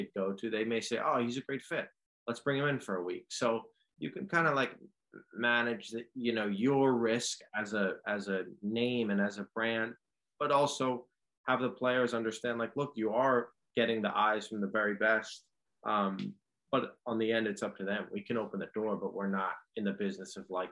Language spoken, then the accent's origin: English; New York City, New York, United States; growing up in New York City